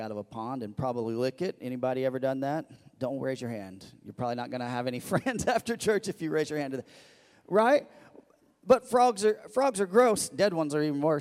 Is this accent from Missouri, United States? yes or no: yes; Missouri, United States; moved away; I grew up in Missouri